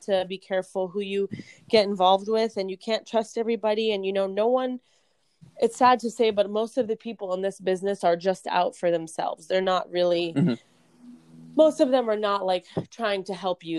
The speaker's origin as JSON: {"language": "English", "region": "Florida", "country": "United States", "tie": "born or raised there", "also_born_or_lived": "New Jersey / California", "moved": "as an adult", "lives_now": "Las Vegas, United States", "said": "I'm actually originally from New Jersey. I grew up in Florida"}